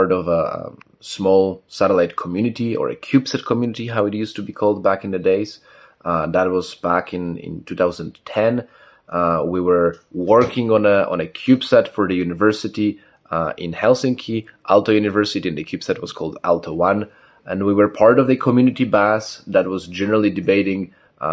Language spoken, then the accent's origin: English; Katowice, Silesian Voivodeship, Poland; also born or lived in Warsaw; I was born in Katowice originally.